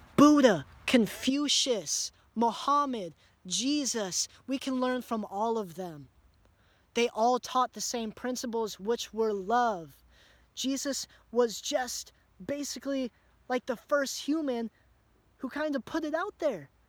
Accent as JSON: {"language": "English", "country": "United States", "tie": "born or raised there", "said": "growing up in America"}